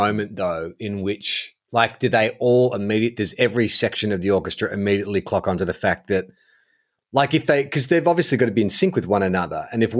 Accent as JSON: {"language": "English", "region": "New South Wales", "country": "Australia", "tie": "born or raised there", "said": "Look, I'm born and raised in Western Sydney, the Blue Mountains region, Penrith, Hawkesbury."}